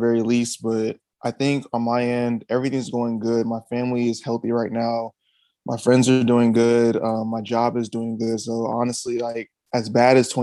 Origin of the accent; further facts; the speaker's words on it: Houston, Texas, United States; I'm actually born and raised out of Houston. So I've grew up here all my life. I grew up in the, I would say like the Cypress Katy area